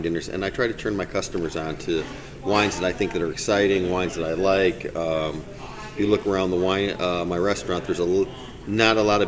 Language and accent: English; Michigan, United States; now in Marion County, Florida, United States; I grew up in Michigan